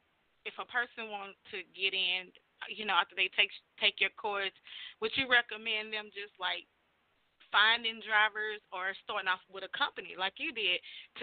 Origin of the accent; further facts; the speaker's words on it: the South, United States; I'm from the South.